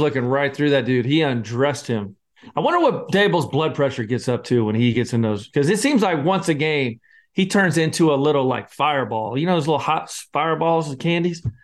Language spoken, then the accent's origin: English; Scotland, United Kingdom; I'm the Scotsman